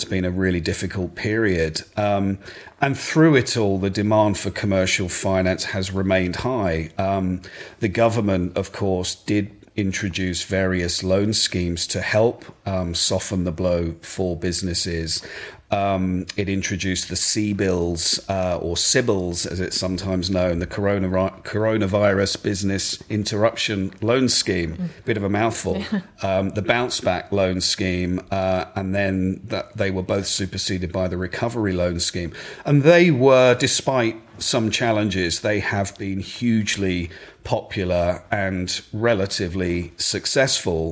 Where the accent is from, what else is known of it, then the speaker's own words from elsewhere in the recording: Essex, East of England, United Kingdom; also born or lived in Ipswich / Cambridge / Hong Kong / London; now in Suffolk, United Kingdom; I'm very much an East Anglian boy. I grew up in Essex.